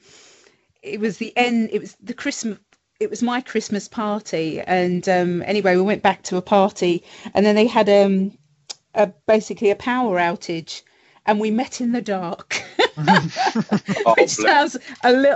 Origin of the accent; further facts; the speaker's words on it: London, United Kingdom; I was brought up in the East End and just a stone's throw away from West Ham, so Upton Park